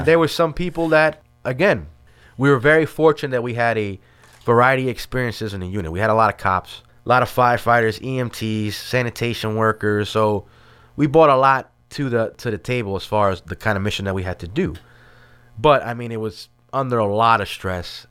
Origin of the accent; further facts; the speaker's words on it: New York City, New York, United States; moved away as an adult; also born or lived in Washington Heights, Manhattan; my family moved to, uh, Brooklyn in Starrett City, which is in the East New York section of Brooklyn. And I kinda grew up there